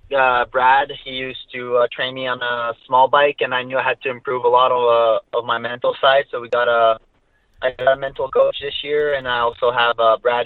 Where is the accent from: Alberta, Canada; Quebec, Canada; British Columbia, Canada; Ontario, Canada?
Quebec, Canada; I'm French Canadian. I'm uh, from uh, actually a small town called Bellay in Montreal